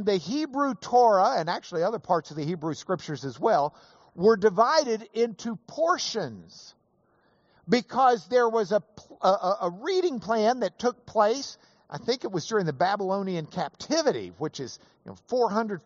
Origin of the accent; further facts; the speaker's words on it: Lubbock, Texas, United States; I was from Lubbock